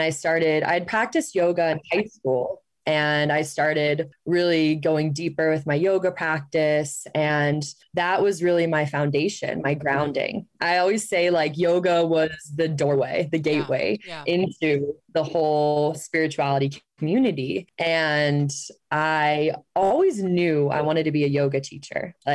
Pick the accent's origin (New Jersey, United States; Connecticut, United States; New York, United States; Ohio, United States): Ohio, United States; moved away as an adult; also born or lived in Phoenix; I grew up in Ohio and grew up in the Catholic faith